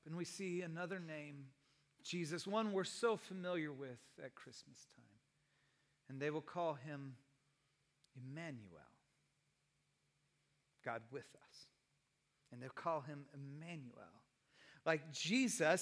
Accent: Santa Cruz, California, United States; Both my wife and I are beach kids. We grew up in Santa Cruz.

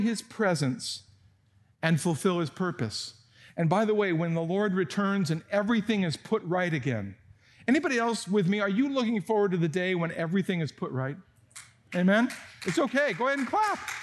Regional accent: San Jose, California, United States; moved away; I grew up in Almaden Valley when there were still apricots falling from the trees

